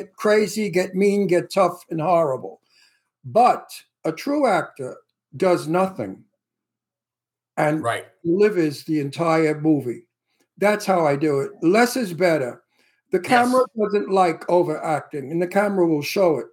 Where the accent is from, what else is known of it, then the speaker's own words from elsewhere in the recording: New York City, New York, United States; accent: Brooklyn; my Brooklyn accent